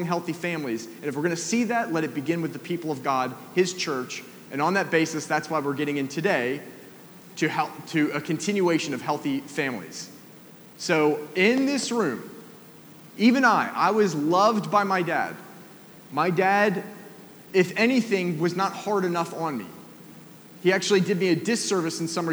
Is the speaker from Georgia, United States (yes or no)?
yes; Atlanta, Georgia, United States; moved away; I grew up in Atlanta, down in the South